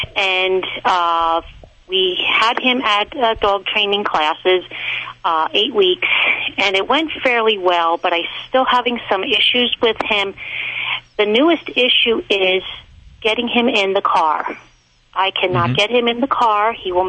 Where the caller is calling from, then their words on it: Pennsylvania, United States; I'm calling from Pennsylvania.